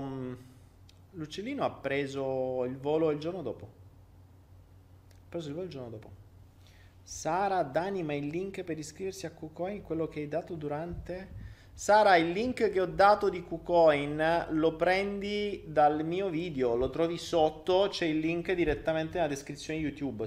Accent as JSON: {"language": "Italian", "country": "Italy", "moved": "yes"}